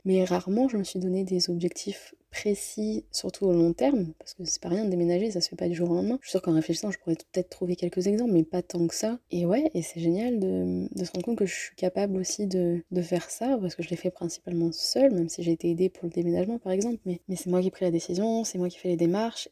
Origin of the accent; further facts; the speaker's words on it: France; même en tant que Français